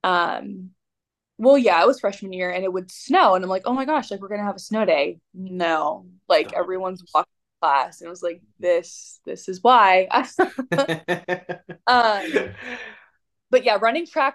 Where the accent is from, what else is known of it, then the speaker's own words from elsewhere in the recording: Roanoke, Virginia, United States; moved away as an adult; also born or lived in Indiana; now in Florida, United States; I am originally from Roanoke, Virginia, in the valley